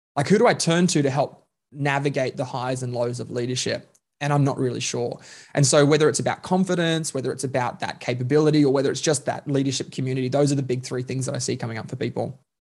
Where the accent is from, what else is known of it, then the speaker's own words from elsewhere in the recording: Queensland, Australia; now in Melbourne, Australia; I'm Queenslander by birth, um, Melbourneian by choice